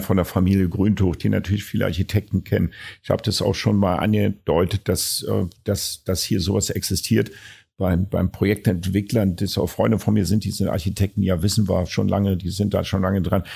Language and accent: German; Berlin, Germany; als Berliner